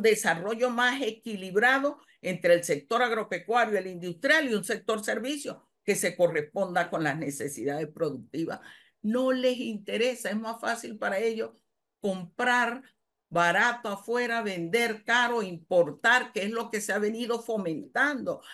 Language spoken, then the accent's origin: Spanish; Panama; soy panameña